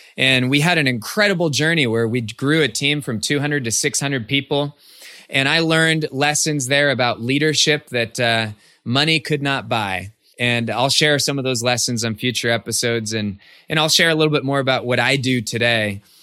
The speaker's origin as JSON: {"language": "English", "town": "Cupertino", "region": "California", "country": "United States", "tie": "born or raised there", "said": "I grew up in the Bay Area of California, and I, I share that because my hometown was Cupertino."}